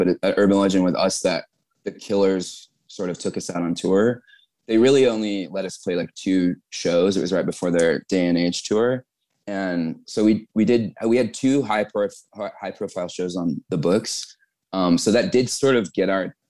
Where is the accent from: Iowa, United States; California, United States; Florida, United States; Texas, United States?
California, United States; Temecula; so I grew up in Southern California, but it was like Temecula